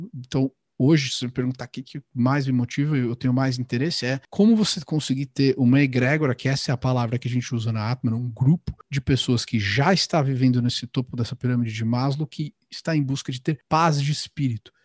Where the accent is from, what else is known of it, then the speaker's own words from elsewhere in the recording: São Paulo, Brazil; moved away as an adult; now in Miami, United States; eu cresci, nasci no Ipiranga, depois eu me mudei para o Paraíso